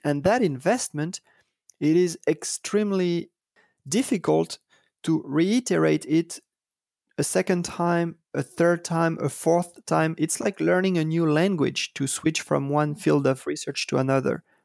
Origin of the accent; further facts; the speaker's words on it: Paris, Île-de-France, France; I was, uh, born and raised in Paris